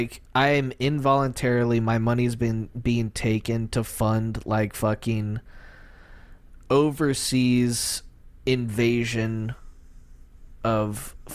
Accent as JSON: {"language": "English", "country": "United States", "said": "As an American"}